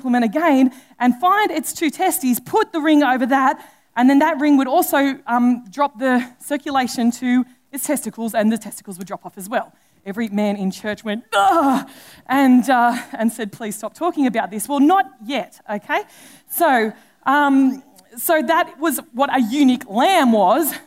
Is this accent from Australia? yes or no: yes; Australia; being an Australian